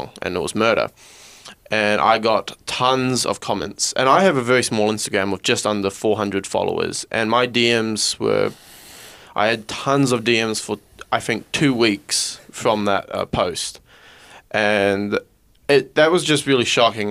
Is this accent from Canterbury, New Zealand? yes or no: no; north of Auckland, New Zealand; I'm 19 and I come from New Zealand